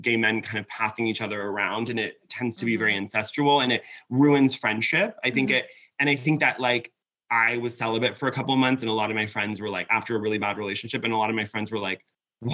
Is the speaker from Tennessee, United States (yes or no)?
no; Laguna Beach, California, United States; moved away as an adult; now in Los Angeles, United States; I grew up in Laguna Beach. So I grew up in Orange County.